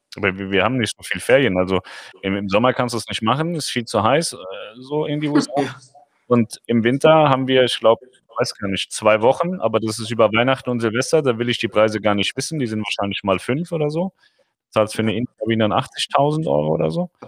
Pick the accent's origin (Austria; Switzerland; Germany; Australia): Germany; uns in Deutschland